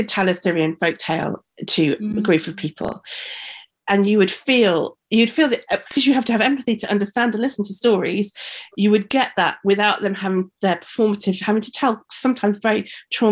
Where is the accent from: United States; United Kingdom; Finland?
United Kingdom; Black Country, West Midlands; I'm from the Black Country in the West Midlands